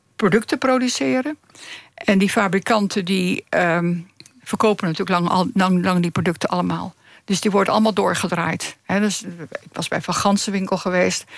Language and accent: Dutch; Zoetermeer, South Holland, Netherlands; moved away; also born or lived in The Hague / Friesland; Ik ben geboren in Zoetermeer.